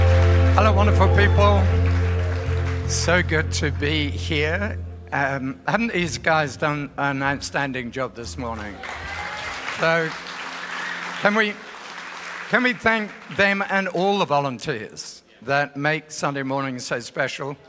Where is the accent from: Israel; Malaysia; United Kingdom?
United Kingdom; England; now in Australia; I'm from Australia, but originally from England